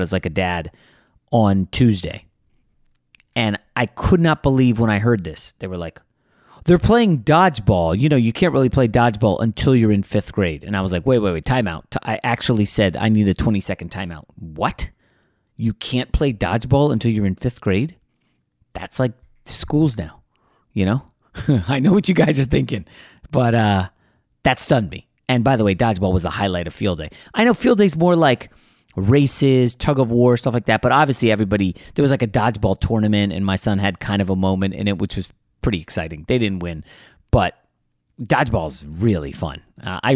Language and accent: English; Virginia, United States; where I grew up in Virginia